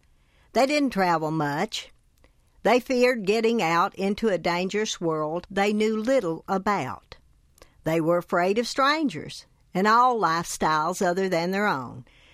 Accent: Tennessee, United States; I grew up in Hancock County in Upper East Tennessee in the foothills of the Smoky Mountains. My parents were tobacco-chewing farmers with eighth-grade educations. They nurtured me in all the Appalachian traditions.

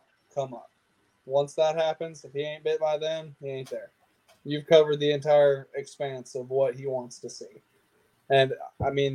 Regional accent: Lake Murray, South Carolina, United States; Lake Murray has a ton of grass in it, right in my hometown.

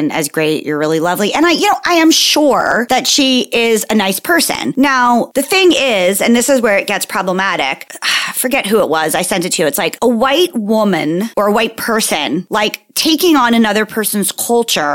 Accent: United States; My heritage, my people are from Italy. I feel it in my bones. Like, I was meant to be there, but instead I was born in the States

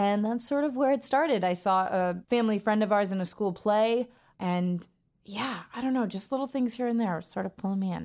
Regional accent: Los Angeles, California, United States; I was born and raised in Los Angeles, California. I was born in Tarzana, to be exact, and I've grown up here my whole life.

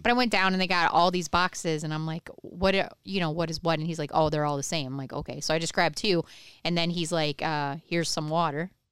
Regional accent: Michigan, United States; now in Ohio, United States; I grew up in Michigan

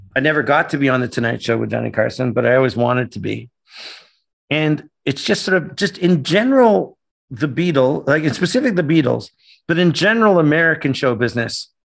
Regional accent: Canada; moved away; growing up in Canada, my dad worshipped the United States

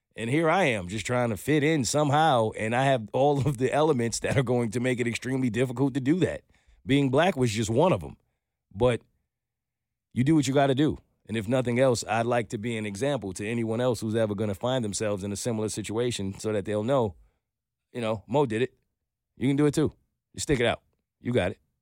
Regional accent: New York, United States; moved away as an adult; now in Atlanta, United States; I'm a New Yorker.

